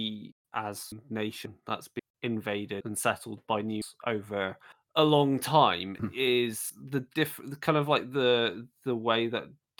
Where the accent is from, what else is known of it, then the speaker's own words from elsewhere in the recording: Hereford, West Midlands, United Kingdom; my hometown in Hereford